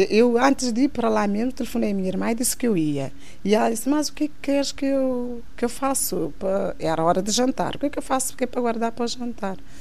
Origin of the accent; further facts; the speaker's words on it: Santa Catarina, Santiago, Cape Verde; moved away; Nasci em Cabo Verde, Santa Catarina